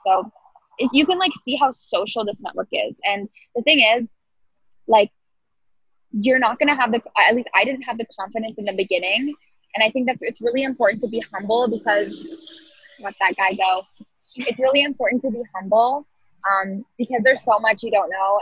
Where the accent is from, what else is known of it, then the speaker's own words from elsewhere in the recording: Toronto, Ontario, Canada; I'm from Toronto.